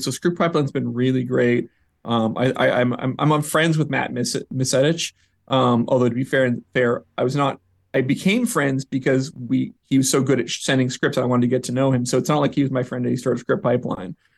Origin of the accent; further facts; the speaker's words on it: Vancouver, British Columbia, Canada; moved away as an adult; also born or lived in New York; I'm from Vancouver, up in Canada